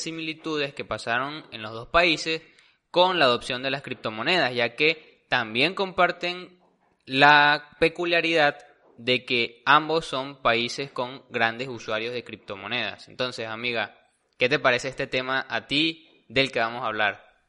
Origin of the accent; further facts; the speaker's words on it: Venezuela; como venezolano